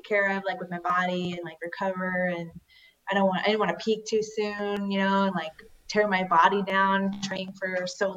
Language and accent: English; Florida, United States; also born or lived in Canada; I did grow up most of my life in Florida